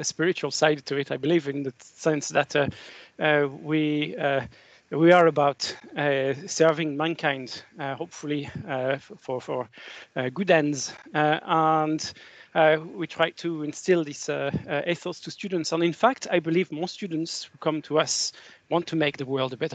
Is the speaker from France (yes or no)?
yes; France; moved away as an adult; now in Scotland, United Kingdom; from my accent, you probably guessed I was born in France. And I've been living in Scotland for 26, 27 years